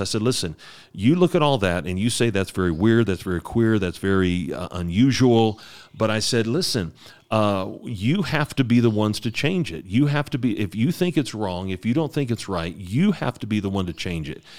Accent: United States; moved away; I'm an American

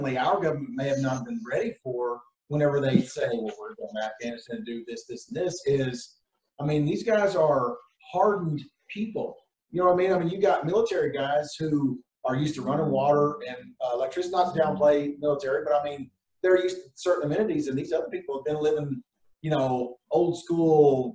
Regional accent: United States; growing up in America

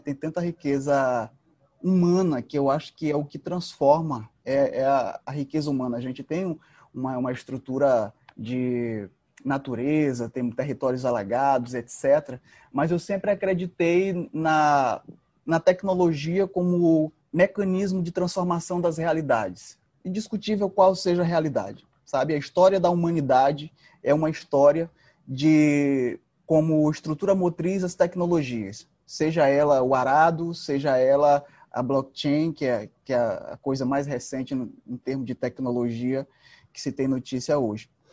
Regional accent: São Bento, Maranhão, Brazil; moved away as an adult; also born or lived in Pinheiro, Brazil; now in São Luís, Brazil; eu sou sou de São Bento, sou filho de um ex-pescador com uma dona de casa.

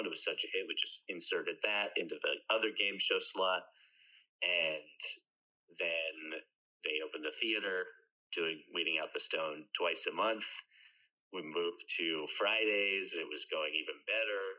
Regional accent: outside Boston, Massachusetts, United States; now in Jersey City, United States; I grew up outside Boston

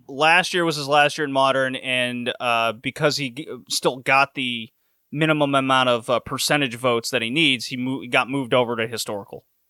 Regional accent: Houston, Texas, United States; also born or lived in Louisiana; I grew up in the South, grew up in Houston

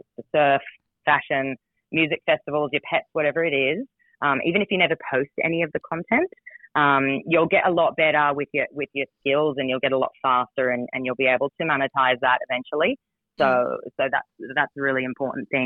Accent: United States; moved away; I'm from the States originally

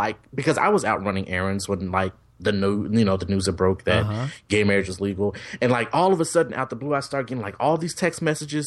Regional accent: Memphis, Tennessee, United States; moved away as an adult; now in Dallas, United States; I am originally from Memphis, Tennessee, which is also known as Hoodville, USA. I've lived there my whole entire life, well, except for going to school, attending college

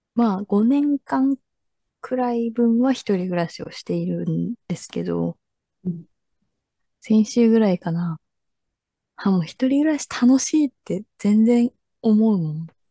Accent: Japan; 日本人だから

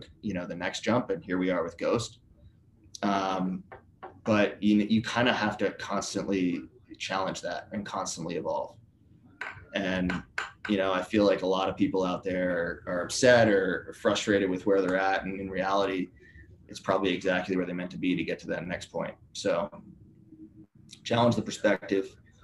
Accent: Philadelphia, Pennsylvania, United States; I'm from Philly, so love like Phillies, Flyers

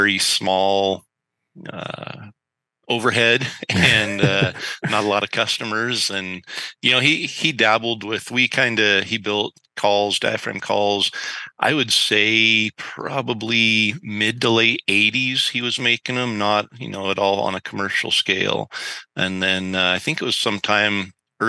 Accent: north central Idaho, United States; I grew up in a tiny little logging community in kind of north central Idaho.

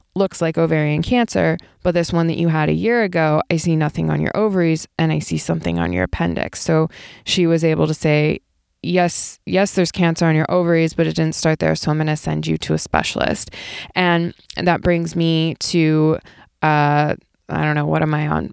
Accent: Ohio, United States; now in Southern California, United States; I grew up in Ohio

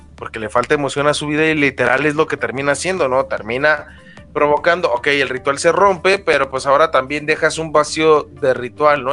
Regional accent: Mexico; soy mexicano

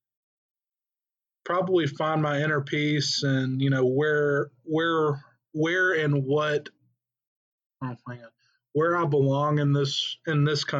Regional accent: Tennessee, United States; moved away as an adult; both of us were born and raised in Tennessee. We've lived there our entire lives

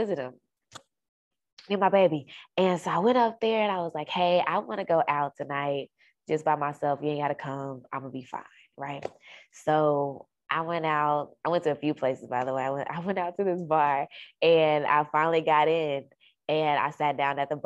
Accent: Dallas, Texas, United States; moved away as an adult; also born or lived in Carrollton, Texas; I moved to Carrollton, which is about 45 minutes, 45, 50 minutes away from my hometown, which is in Dallas

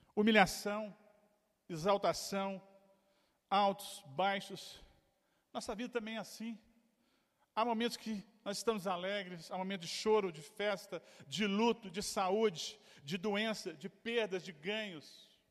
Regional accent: Brazil; nasci, fui criado no Bairro Bonfim

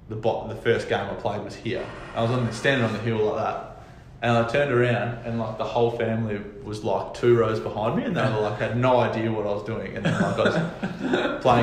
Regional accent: Hobart, Tasmania, Australia; moved away; you're a Hobart boy that plays for the Hurricanes

